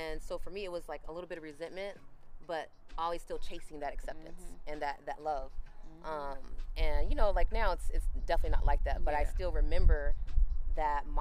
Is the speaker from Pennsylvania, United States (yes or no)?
no; Orange County, California, United States; I grew up in Orange County